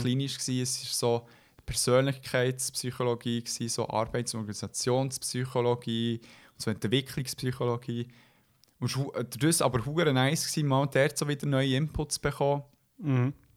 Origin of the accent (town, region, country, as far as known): Switzerland